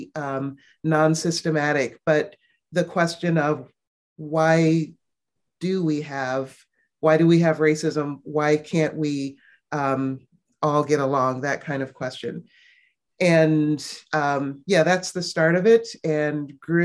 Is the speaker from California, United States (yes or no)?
no; Cleveland, Ohio, United States; moved away as an adult; now in Northern Indiana, United States; I am originally from Cleveland, Ohio, and live there at this point half of my life, and now live in Northern Indiana